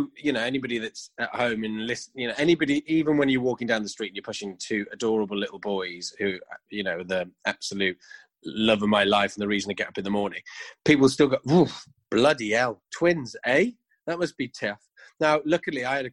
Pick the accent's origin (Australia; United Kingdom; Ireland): United Kingdom; Wrexham, Wales; when I was growing up in Wrexham